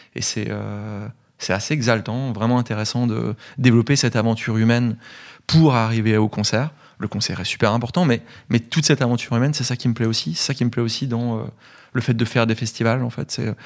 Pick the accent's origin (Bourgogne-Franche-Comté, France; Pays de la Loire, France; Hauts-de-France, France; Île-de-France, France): Bourgogne-Franche-Comté, France; Gevrey-Chambertin; moved away; also born or lived in Dijon; Je viens de Dijon, je suis bourguignon, de Gevrey-Chambertin même, donc à une dizaine de kilomètres de Dijon.